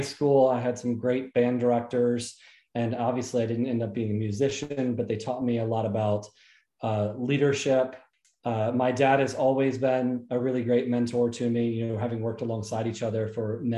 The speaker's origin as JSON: {"language": "English", "area": "south of Atlanta", "region": "Georgia", "country": "United States", "tie": "born or raised there", "also_born_or_lived": "Jacksonville, Florida", "said": "I was born in Jacksonville, Florida, and then I grew up most of my life in a little south of Atlanta, Georgia"}